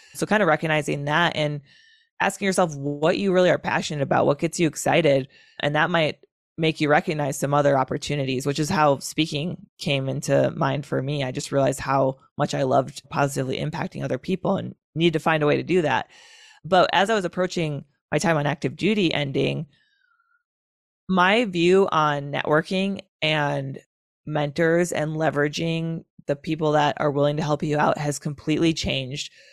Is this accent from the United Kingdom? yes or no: no; Wisconsin, United States; Wisconsin, my home state